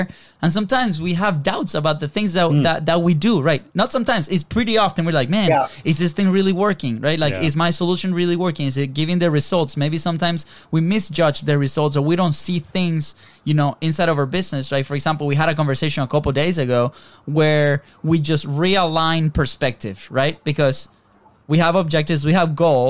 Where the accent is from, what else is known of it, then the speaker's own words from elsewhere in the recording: Venezuela; moved away; we're from Venezuela originally